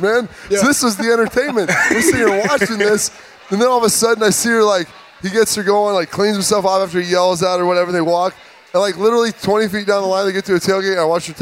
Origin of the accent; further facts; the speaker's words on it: the Big Ten footprint, Midwest, United States; I grew up in the Big Ten footprint